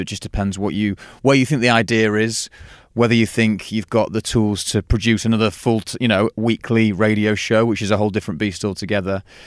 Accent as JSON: {"language": "English", "town": "Stockport", "region": "North West England", "country": "United Kingdom", "also_born_or_lived": "Sheffield", "said": "i am from Stockport"}